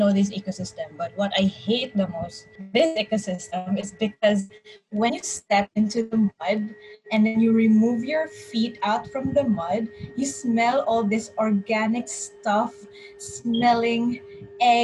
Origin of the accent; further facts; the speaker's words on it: Cagayan de Oro, Northern Mindanao, Philippines; I am back in my place in Cagayan de Oro, so I'm from Mindanao